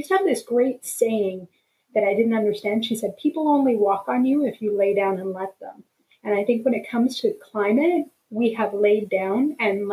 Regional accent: Alberta, Canada; I'm born and raised in Alberta.

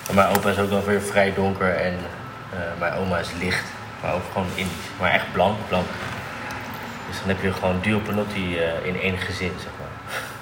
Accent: The Hague, South Holland, Netherlands; Geboren in Den Haag

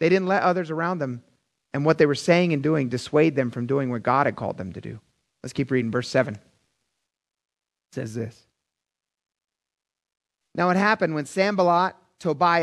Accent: Philadelphia, Pennsylvania, United States; I'm from Philadelphia

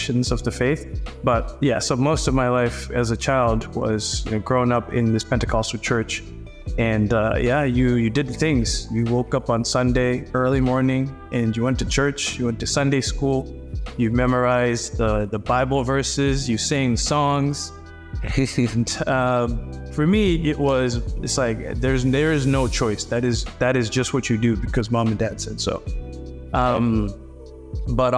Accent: Harare, Zimbabwe; moved away; I grew up in Harare, Zimbabwe, which is the capital city of Zimbabwe

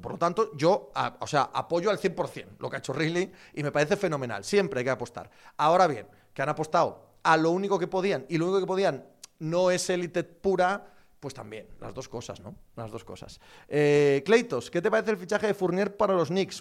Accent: Spain; como español

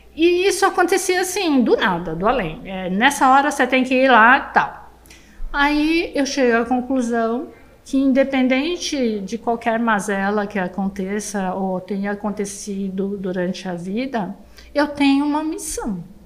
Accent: Brazil; uma brasileira de olho puxado

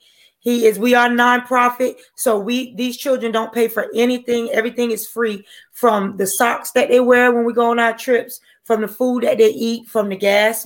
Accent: Wilmington, North Carolina, United States; now in Georgia, United States; I'm from Wilmington, North Carolina.

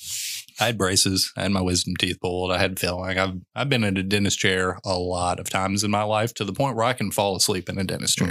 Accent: Western Kentucky, United States; moved away; I'm from Western Kentucky

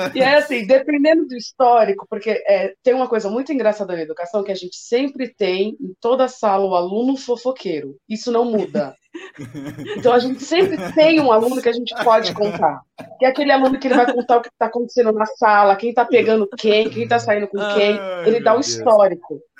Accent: São Paulo, Brazil; Eu venho né, daqui da periferia da Zona Norte de São Paulo

